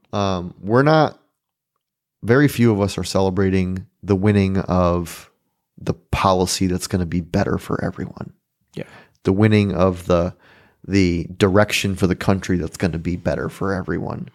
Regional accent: United States; I'm American

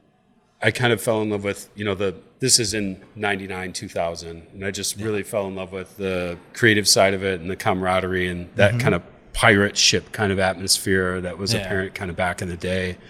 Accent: Boston, New York, United States; moved away; From the Buffalo area, from a little town called Boston, New York

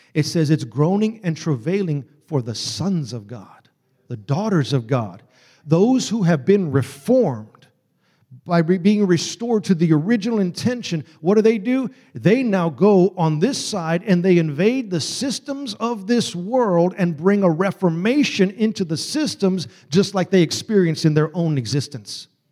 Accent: Texas, United States; I'm from Texas, y'all

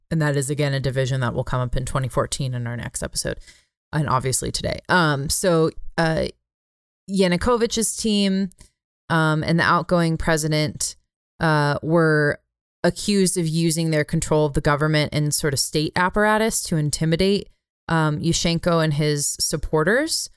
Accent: United States; I'm American

